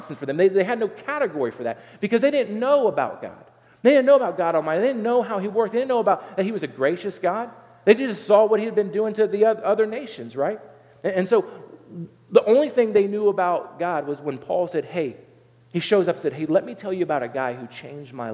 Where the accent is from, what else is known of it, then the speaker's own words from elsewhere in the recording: Southern Ohio, United States; I grew up in Southern Ohio